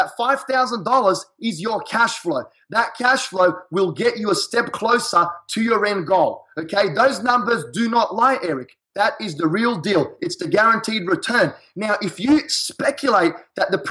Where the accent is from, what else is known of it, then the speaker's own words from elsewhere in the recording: Australia; accent: Australian; now in United States; I'm an Australian in a foreign country. So my accent is very catchy.